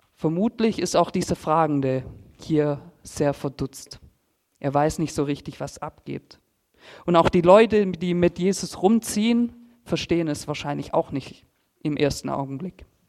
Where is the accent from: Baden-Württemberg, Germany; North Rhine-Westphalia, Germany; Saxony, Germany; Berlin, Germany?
Baden-Württemberg, Germany; Filderstadt; ich komme aus Filderstadt Silming, bin dort eigentlich groß geworden und aufgewachsen